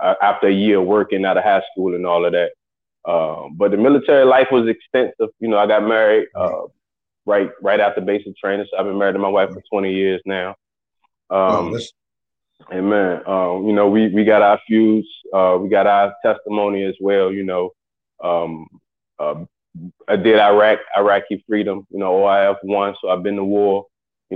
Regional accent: Chesapeake, Virginia, United States; also born or lived in Portsmouth, Virginia; I'm originally from right here in Virginia, born and raised in Chesapeake, Portsmouth

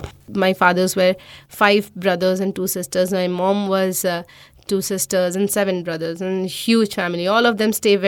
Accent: Howrah, West Bengal, India; I was born in Howrah

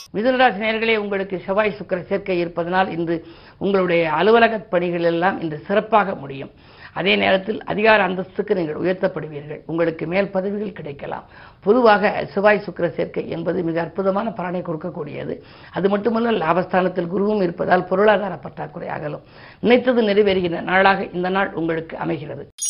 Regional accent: Keezhasevalpatti, Tamil Nadu, India; என்னுடைய சொந்த ஊர் வந்து சிவகங்கை மாவட்டம் திருப்பத்தூருக்கு பக்கத்தில் இருக்கக்கூடிய கீழச்சுவல்பட்டி

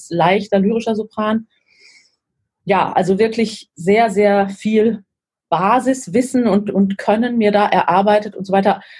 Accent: Lower Saxony, Germany; born there; Also ich bin ja in Niedersachsen geboren ähm, meine, der größte Teil meiner Familie lebt circa eine Autostunde von Hannover entfernt, immer noch. Ich lebe inzwischen auch wieder da, also bin auch nicht weit weg von Hannover.

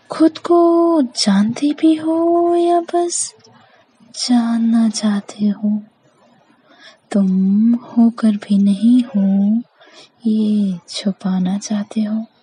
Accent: Madhya Pradesh, India; मैं मध्य प्रदेश की निवासी हूँ

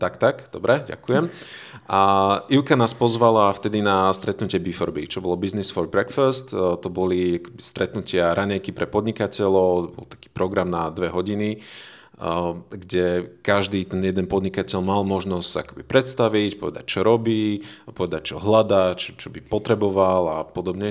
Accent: Veľký Krtíš, Banská Bystrica Region, Slovakia; moved away as an adult; also born or lived in England; now in Žilina, Slovakia; ja som rodený Slovák z veľkého mesta s názvom Veľký Krtiš

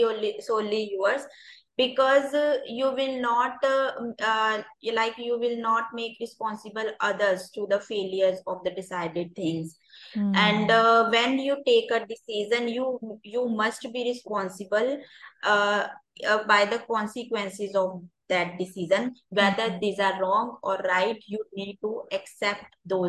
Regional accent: India

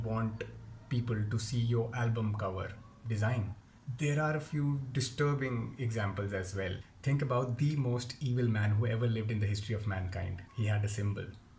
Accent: Jammu, Jammu and Kashmir, India; I come from Jammu

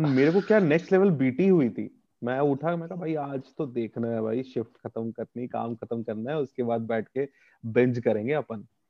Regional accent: Bihar, India; moved away; also born or lived in United Kingdom; एक बिहारी

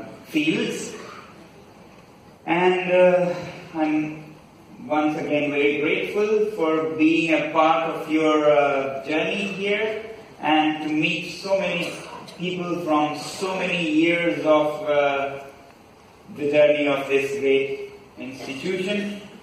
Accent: Ladakh, India; from Ladakh, a remote mountain region in the Indian Himalayas.

